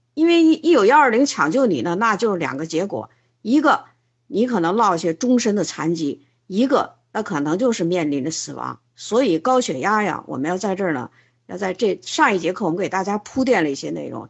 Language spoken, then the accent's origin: Chinese; China; 我们中国人